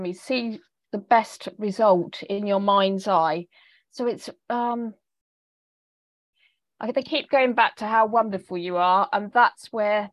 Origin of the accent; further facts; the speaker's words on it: England, United Kingdom; accent: English; my English accent